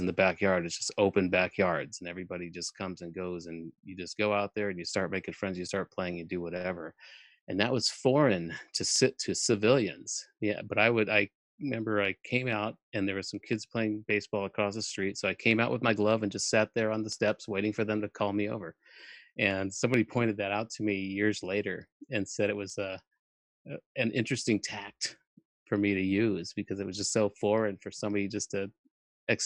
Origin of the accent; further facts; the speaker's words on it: Albuquerque, New Mexico, United States; moved away; also born or lived in Germany / Hollywood; I was born in Germany on a military base and had lived on 6 different bases by the time I was 9 years old, where we then we settled in Albuquerque.